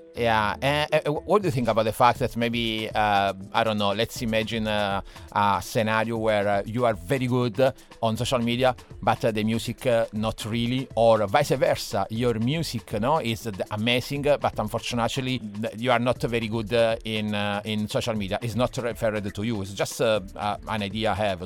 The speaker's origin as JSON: {"language": "English", "country": "Italy", "second_language": "English", "moved": "yes", "lives_now": "Dublin, Ireland"}